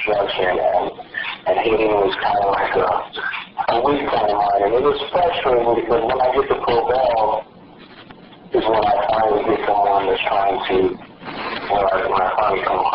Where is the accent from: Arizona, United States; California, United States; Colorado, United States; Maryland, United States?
California, United States; Los Angeles; I was born and raised in Los Angeles